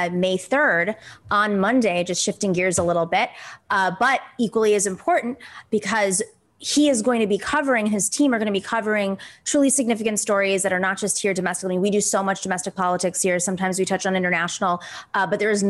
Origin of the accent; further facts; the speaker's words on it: New York, United States; I'm a New Yorker.